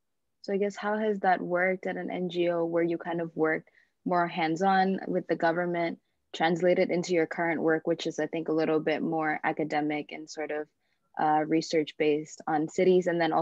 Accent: Jakarta, Indonesia; I'm also from Jakarta

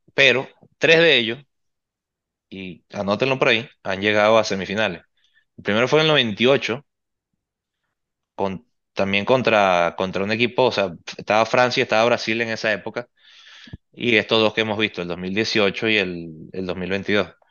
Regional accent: Venezuela; como venezolano y como seguidor del fútbol

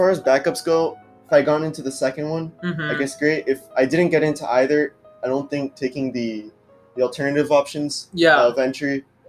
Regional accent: North Texas, United States; I'm a freshman from North Texas.

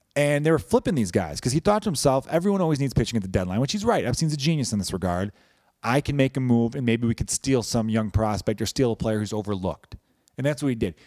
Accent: Chicago, Illinois, United States; I am from Chicago

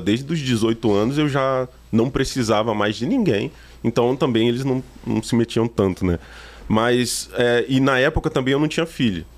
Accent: São Gabriel da Palha, Espírito Santo, Brazil; now in Petrópolis, Brazil; Eu, eu sou do Espírito Santo, natural do Espírito Santo. Eu moro em Petrópolis, Rio de Janeiro, né?

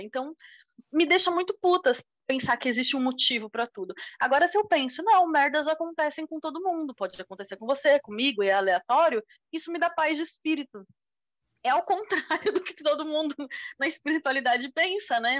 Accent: Brazil; a gente, como brasileiro

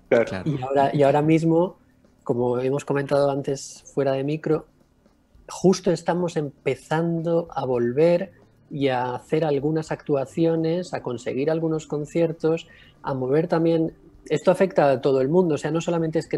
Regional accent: Balearic Islands, Spain; now in Cádiz, Spain; Eh, no, yo soy de Mallorca.

